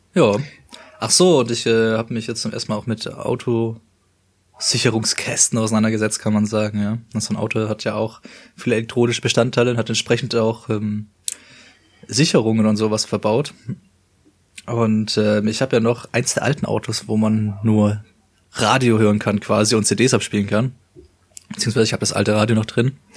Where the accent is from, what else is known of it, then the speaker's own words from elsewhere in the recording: Stuttgart area, Baden-Württemberg, Germany; wie wir kommen ähm, aus dem Stuttgarter Raum